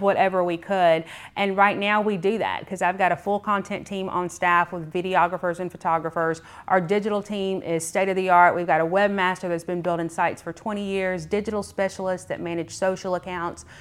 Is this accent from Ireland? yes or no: no; McDonough, Georgia, United States; also born or lived in Clayton County, Georgia; I'm actually a Henry County native. I grew up in Clayton County up until I was in sixth grade, and like a lot of people, we migrated from Clayton County to Henry County